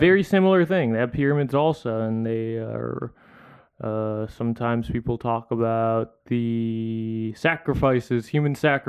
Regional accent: Philippines; I don't, even as a Filipino person, I don't know a lot.

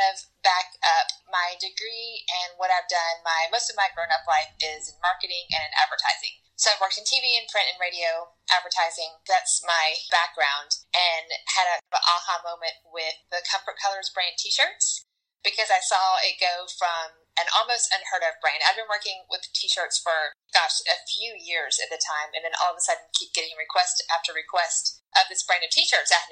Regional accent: Atlanta, Georgia, United States; moved away as an adult; also born or lived in Statesboro, Georgia; now in Chattanooga, United States; grew up in Atlanta, but spent the past several years of my life living in a small town called Statesboro, Georgia, which is home of Georgia Southern University.

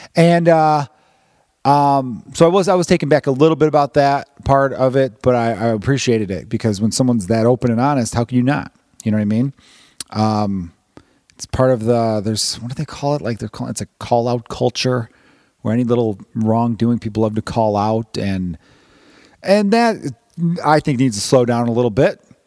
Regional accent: Chicago, Illinois, United States; as a Chicagoan

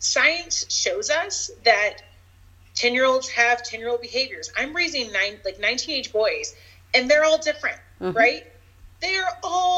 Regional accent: United States; I grew up black in America

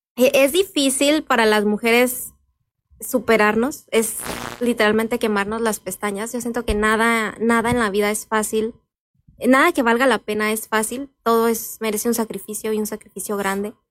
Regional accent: Santa Clara, Michoacán, Mexico; yo eh, soy originaria de Santa Clara, ahí eh, crecí y he vivido pues todos estos años

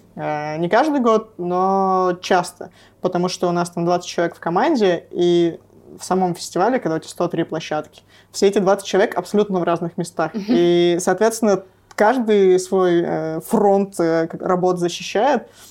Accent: Nevyansk, Sverdlovsk Oblast, Russia; moved away; Я из Невьянска

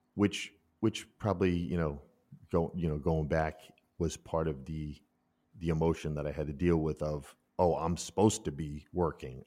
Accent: United States; moved away as an adult; also born or lived in Minden, Germany; now in Germany; I'm such an American in that world, but after fourteen years, I know everyone in that village

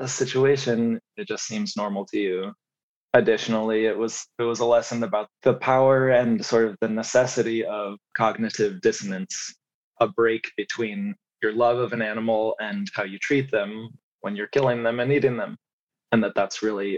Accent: United States; also born or lived in Colorado / Missouri; I grew up in mostly very small towns in Colorado and Missouri

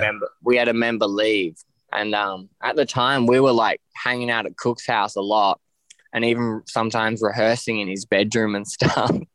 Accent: Ocean Grove, Victoria, Australia; also born or lived in West Preston / Castlemaine; now in Melbourne, Australia; I grew up in Ocean Grove, which is like a small surf town

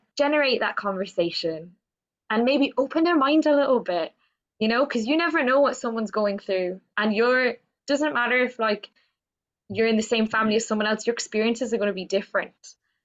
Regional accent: Cork, Munster, Ireland; I grew up in Cork in Ireland.

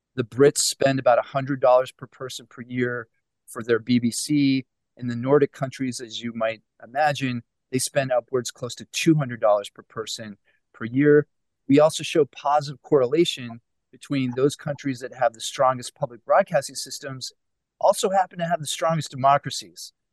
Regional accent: Pittsburgh, Pennsylvania, United States; I'm originally from Pittsburgh

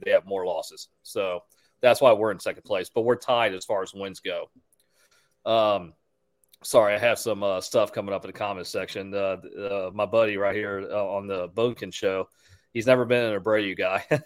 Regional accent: Houston, Texas, United States; I'm from Houston

